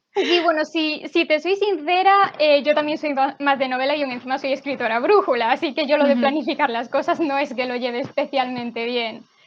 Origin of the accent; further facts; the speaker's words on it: Galicia, Spain; yo soy de Galicia, entonces también tenía lengua gallega